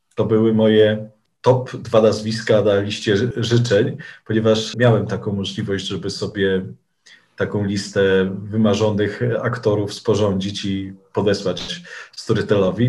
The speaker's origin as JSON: {"language": "Polish", "town": "Sierpc", "region": "Masovian Voivodeship", "country": "Poland", "tie": "born or raised there", "said": "moich rodzinnych stronach. W sierpcu i w okolicach na Mazowszu"}